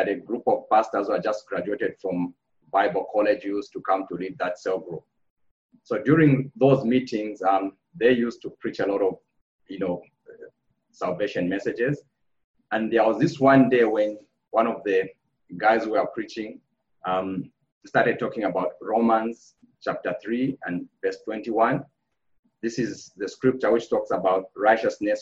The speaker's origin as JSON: {"language": "English", "region": "Copperbelt Province", "country": "Zambia", "tie": "born or raised there", "moved": "yes", "said": "I was born in Zambia, and I grew up in Zambia on the Copper Belt of Zambia."}